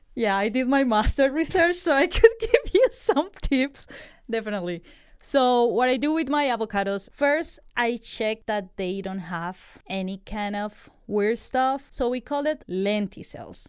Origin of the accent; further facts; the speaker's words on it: Colombia; moved away; I'm from Colombia